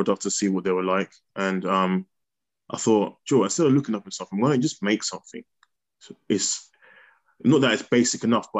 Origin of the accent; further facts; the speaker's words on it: Bedford, East of England, United Kingdom; also born or lived in Kempston; I grew up in Bedford, well, mainly Kempston growing up.